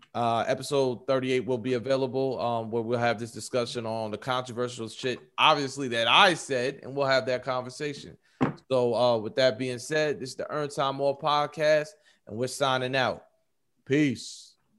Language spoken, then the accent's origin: English; New York, United States; I'm from New York